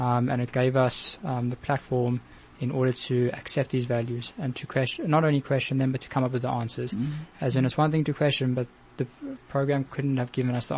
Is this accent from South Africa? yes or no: yes; South Africa; being a South African Jew